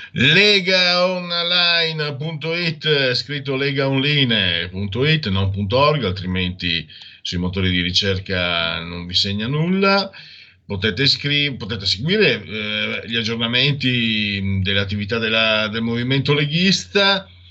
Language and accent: Italian; Italy; dalle mie parti Eh, io vengo, sono a Friul Veneto, ho un muso duro, beretta fraccata